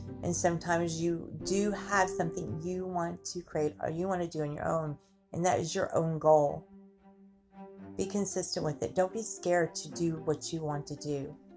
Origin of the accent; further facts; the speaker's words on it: United States; we're lucky to be Americans because we're labeled Americans